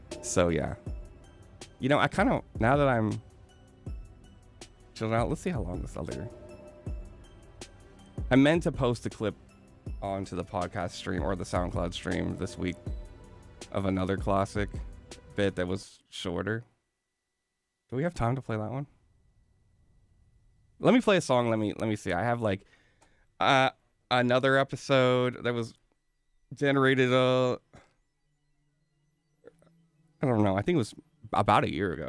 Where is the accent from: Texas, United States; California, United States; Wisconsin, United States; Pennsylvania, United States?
California, United States; I'm native Californian. Miwok